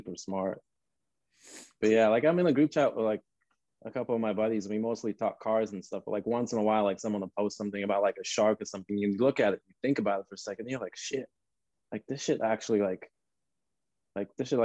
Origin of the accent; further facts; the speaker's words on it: Northern Nigeria, Nigeria; now in Los Angeles, United States; growing up in Nigeria, I grew up in the north.